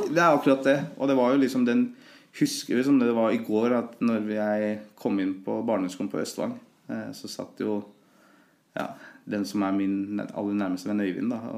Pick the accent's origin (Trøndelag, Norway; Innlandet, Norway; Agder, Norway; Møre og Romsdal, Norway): Innlandet, Norway; Løten; Men jeg har jo alltid, for meg så har Løten vært egentlig hjembyen min.